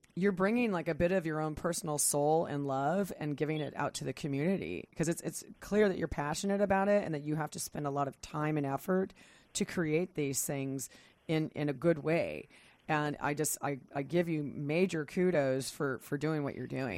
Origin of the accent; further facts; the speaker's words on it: Kansas, United States; now in Pacific Northwest, United States; I grew up in Kansas